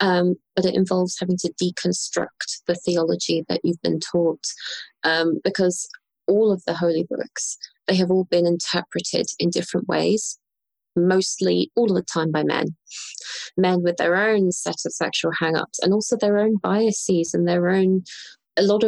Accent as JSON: {"language": "English", "region": "London", "country": "United Kingdom", "tie": "born or raised there", "said": "And so I'm British. I grew up in London."}